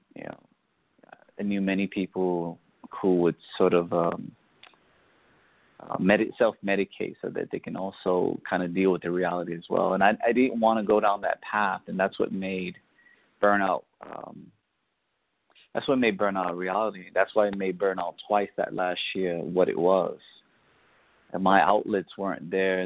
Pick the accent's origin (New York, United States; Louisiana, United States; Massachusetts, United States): New York, United States; New York City; I grew up in the South Bronx.